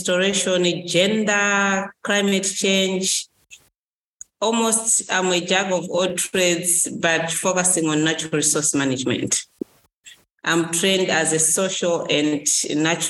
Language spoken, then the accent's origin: English; Malawi; from Malawi.